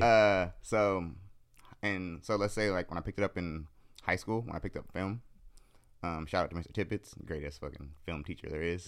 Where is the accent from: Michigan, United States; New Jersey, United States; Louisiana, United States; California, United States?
California, United States; San Jose; I'm from the East Side of San Jose.